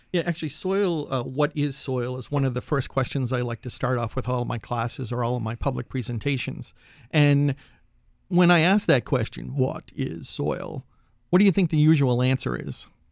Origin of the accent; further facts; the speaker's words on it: New England, United States; now in Berkeley, United States; I'm from New England, and my backyard used to be the cranberry bogs and the red maple swamps